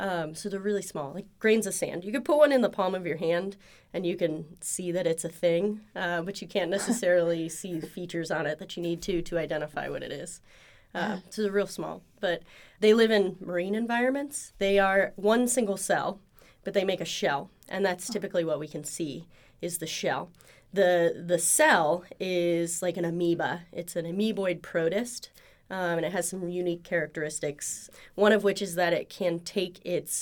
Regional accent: Ohio, United States; moved away as an adult; also born or lived in Indiana / Pennsylvania; now in Oklahoma, United States; I'm from Ohio originally, and I've kind of bopped around the Midwest a bit

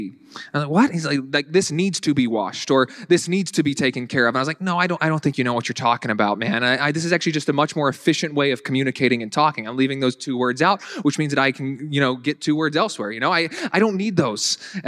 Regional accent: the South, United States; accent: Southern; now in Buffalo, United States; when I first moved up here, I tried getting rid of my Southern accent to the best of my abilities because I didn't want people to be thinking, that guy's not from around here.

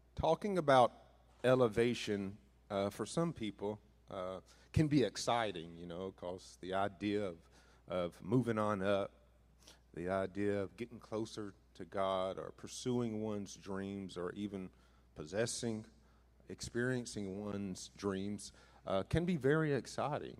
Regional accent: northeastern Mississippi, United States; moved away; also born or lived in Missouri; being raised in Mississippi uh, most of my life

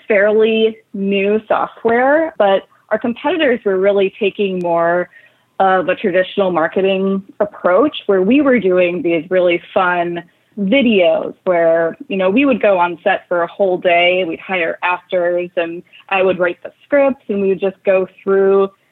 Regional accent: a small town in Wisconsin, United States; moved away as an adult; also born or lived in Chicago; coming from a small town in Wisconsin, I picked up and I moved to Chicago

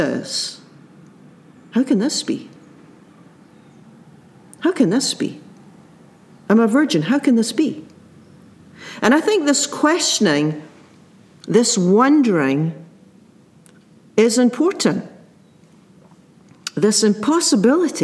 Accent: Scotland, United Kingdom; as a child growing up in the Presbyterian Church in Scotland

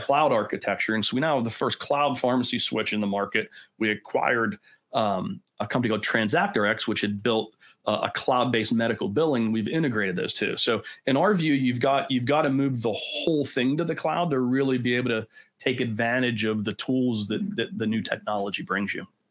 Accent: Pittsburgh, Pennsylvania, United States; born and bred in Pittsburgh

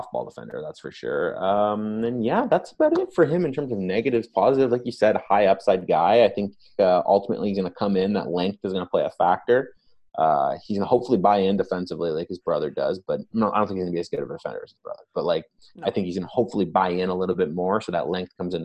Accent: Toronto, Ontario, Canada; we're both from Toronto

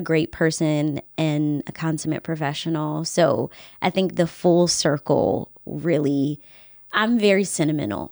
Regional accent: Henrico County, Virginia, United States; moved away; I'm from this area. I was born and raised in Henrico County

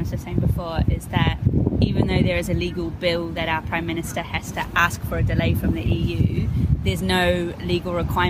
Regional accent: New Zealand; also born or lived in near Manchester, England; now in Manchester, United Kingdom; So I'm originally from New Zealand, but I'm actually a British citizen, and I live in near Manchester now.

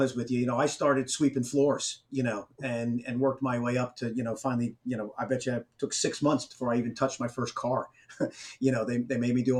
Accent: New Jersey, United States; moved away as an adult; also born or lived in Atlanta, Georgia; now in Charlotte, United States; So my background is I was born in Atlanta, you know, followed. My dad got transferred up to New Jersey and basically grew up most of my life in New Jersey.

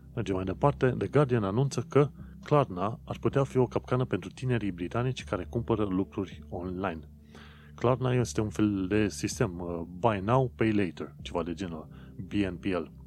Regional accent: Romania; noi, ca români

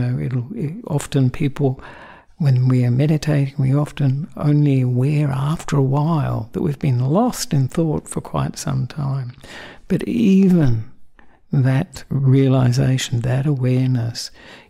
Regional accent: Australia; also born or lived in Sri Lanka; I'm the Australian monk who ordained with Ajahn Brahm about 23 years ago

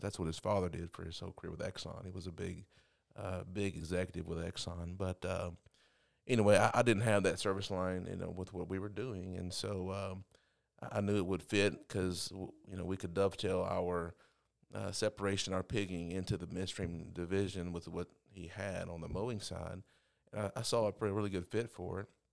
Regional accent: Overton, Texas, United States; I grew up in a little small town called Overton.

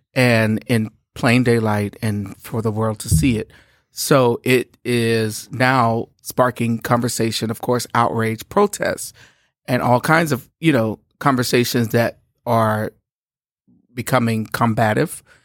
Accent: Shreveport, Louisiana, United States; We are from Louisiana. I'm from Shreveport, Louisiana

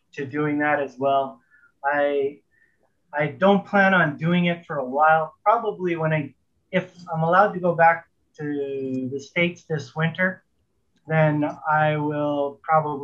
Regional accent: Canada; I'm a Canadian pilot

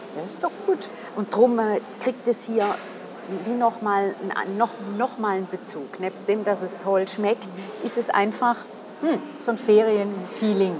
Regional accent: St. Gallen, Switzerland; als St. Galler oder St. Gallerin

